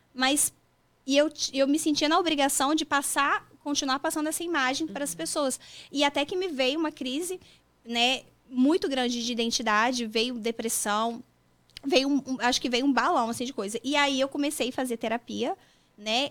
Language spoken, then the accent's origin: Portuguese; Vila Velha, Espírito Santo, Brazil; also born or lived in São José dos Campos, Brazil; now in Massachusetts, United States; eu sou de Vila Velha, Espírito Santo